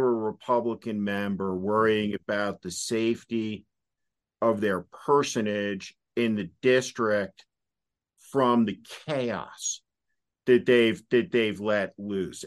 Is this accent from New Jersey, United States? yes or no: yes; New Jersey, United States; I'm from New Jersey.